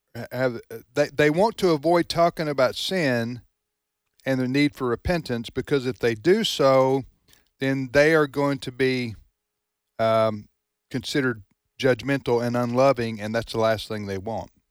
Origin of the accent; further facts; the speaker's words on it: United States; as American Christians